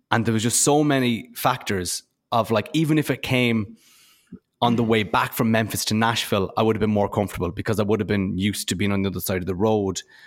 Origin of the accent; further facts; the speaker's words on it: Ireland; I'm from Ireland